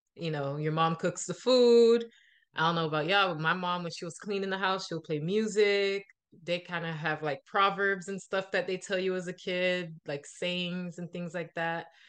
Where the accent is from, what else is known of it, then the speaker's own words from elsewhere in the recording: Miami, Florida, United States; I was born in Miami, but my parents are Haitian